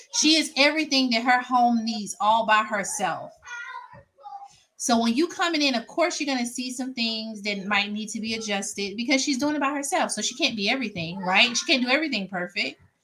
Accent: Mississippi, United States; now in Georgia, United States; I live in Georgia, but I'm from Mississippi

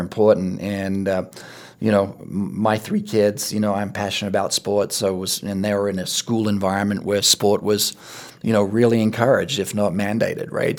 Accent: Australia; moved away; I played rugby and cricket, you know, growing up in Australia

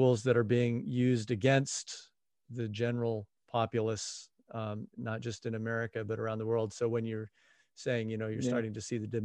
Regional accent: United States; being American

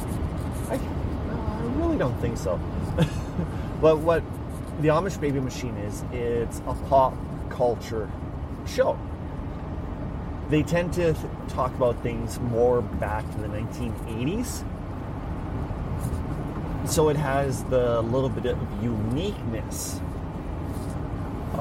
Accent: Saskatchewan, Canada; I'm Canadian, I'm from Saskatchewan

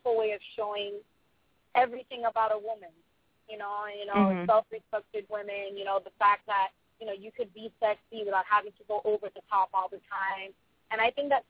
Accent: Miami, Florida, United States; also born or lived in Lowell, Massachusetts; I was born in the States, in Lowell, Massachusetts, with Miami when I was one

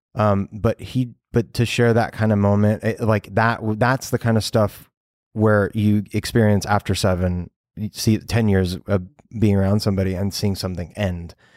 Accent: Los Angeles, California, United States; I know all of Los Angeles because growing up here

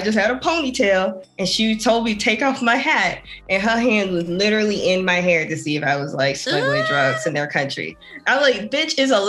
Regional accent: United States; accent: American; also born or lived in Japan; my accent always said, it was like, she's American.

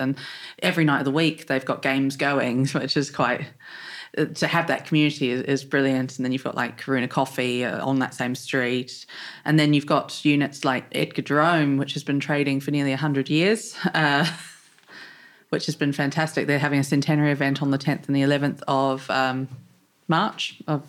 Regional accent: New Zealand; moved away as an adult; also born or lived in London, United Kingdom; now in Rushmoor, United Kingdom; I was born in New Zealand, I moved to London in 2012. It was meant to be for 8 months, and I've currently been in the UK for nearly 11 years. So I moved to Rushmoor in 2019

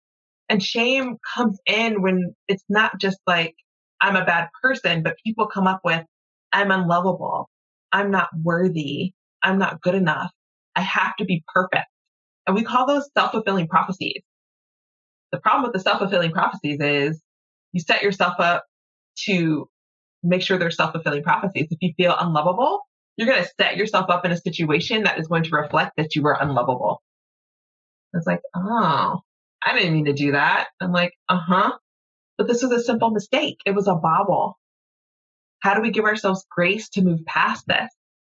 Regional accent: the South, United States; as a Southerner, you keep your pocketbook closed and off the floor

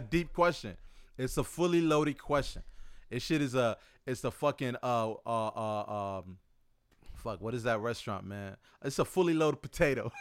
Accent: United States; you and I growing up in America

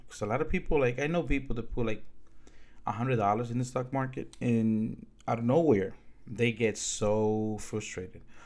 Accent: Dominican Republic; now in United States; I'm from the Dominican Republic

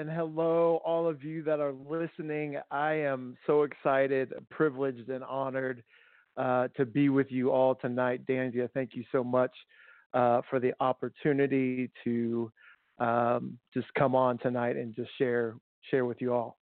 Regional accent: Tucson, Arizona, United States; I grew up in Tucson and native of Arizona

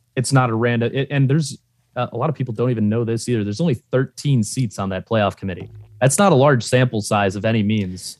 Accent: Ohio, United States; grew up in Ohio, just from living in Ohio

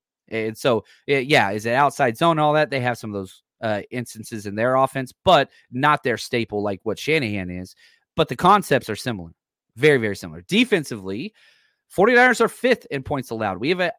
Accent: Dallas, Texas, United States; now in Bay Area, United States; Born and raised in Dallas-Fort Worth.

